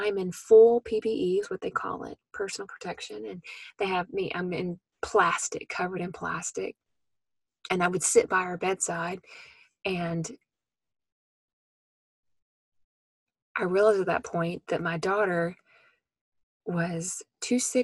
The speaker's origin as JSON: {"language": "English", "town": "Memphis", "region": "Tennessee", "country": "United States", "tie": "born or raised there", "moved": "yes", "said": "my hometown in Memphis, Tennessee"}